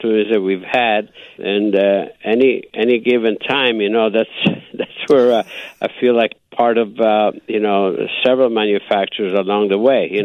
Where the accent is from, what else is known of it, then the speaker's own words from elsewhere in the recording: Istrian Peninsula, Istria County, Croatia; accent: Istrian dialect; now in United States; he spoke the same dialect as I do up in the Istrian Peninsula.